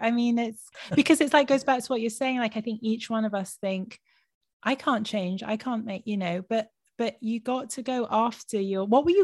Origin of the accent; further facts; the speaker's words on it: London, United Kingdom; my mom's Israeli, but I was born in London and lived my childhood in London, grew up in London, but a very proud half Israeli here.